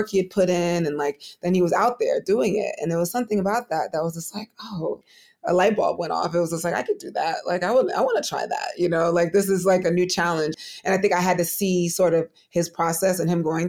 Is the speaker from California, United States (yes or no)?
no; New York City, New York, United States; I am from Brooklyn, New York